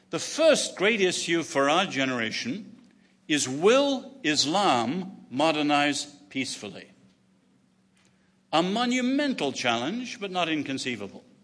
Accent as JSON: {"language": "English", "region": "England", "country": "United Kingdom", "also_born_or_lived": "China", "said": "as an Englishman"}